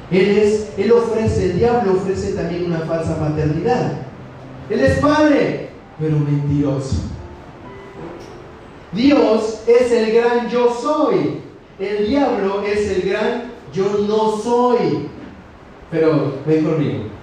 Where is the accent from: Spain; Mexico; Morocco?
Mexico; Lo que a mí, me, a mí me hace mexicano es el lugar donde yo nací, es mi ciudadanía, es mi, es mi papel, ahí yo, de ahí yo vengo.